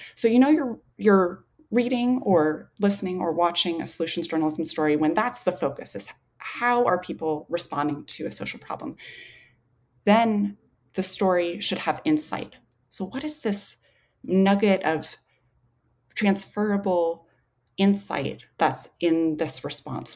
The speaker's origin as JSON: {"language": "English", "region": "Alaska", "country": "United States", "tie": "born or raised there", "said": "I grew up in Alaska"}